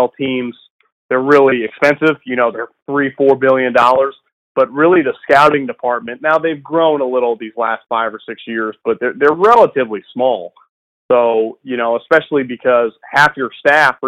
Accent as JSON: {"language": "English", "town": "Davis", "region": "California", "country": "United States", "said": "I'm actually from Davis"}